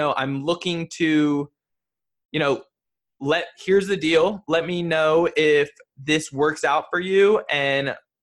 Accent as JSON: {"language": "English", "region": "New Jersey", "country": "United States", "moved": "yes", "said": "I'm from New Jersey originally."}